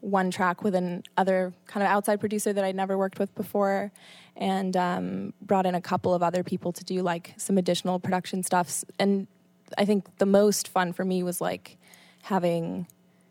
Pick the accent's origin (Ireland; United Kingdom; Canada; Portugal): Canada; moved away as an adult; also born or lived in Buenos Aires, Argentina / Colombia; now in New York City, United States; that was where I spent like most of my childhood, and then Canada after 8 years old